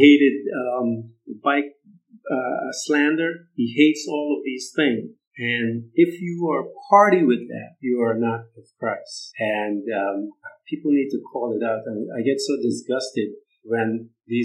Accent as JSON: {"language": "English", "country": "Guyana", "said": "I'm Guyana. Guyanese, and we're from Guyana, and the West Indies"}